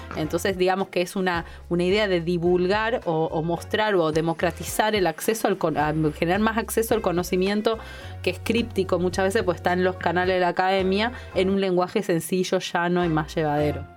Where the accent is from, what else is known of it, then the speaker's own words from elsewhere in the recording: Argentina; somos un grupo un activista que tiene un medio, que es uno de los medios con las comunidades más grandes de, Argentina